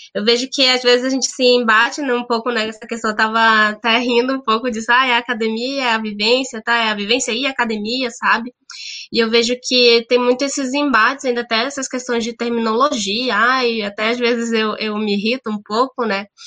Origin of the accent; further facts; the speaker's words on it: Brazil; eu venho da Amazônia